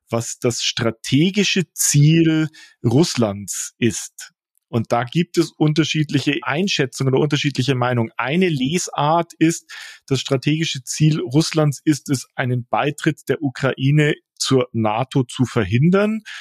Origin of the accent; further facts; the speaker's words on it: Munich, Bavaria, Germany; Ich bin in Neuperlach aufgewachsen.